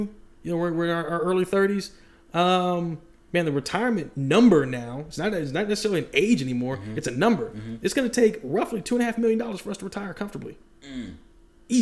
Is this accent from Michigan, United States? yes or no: no; Dayton, Ohio, United States; where I grew up in Ohio, it was a very industrial city. Mm-hmm. Dayton